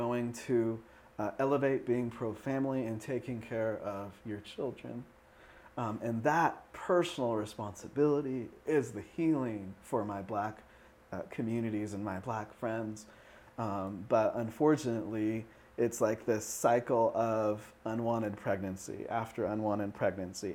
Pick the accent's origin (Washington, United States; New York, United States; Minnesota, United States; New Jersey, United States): Washington, United States; Seattle; I grew up in Lake City, Seattle